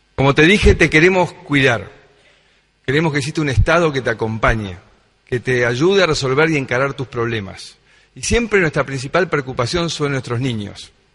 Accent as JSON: {"language": "Spanish", "town": "Tandil", "region": "Buenos Aires Province", "country": "Argentina", "tie": "born or raised there", "said": "yo nací en Tandil"}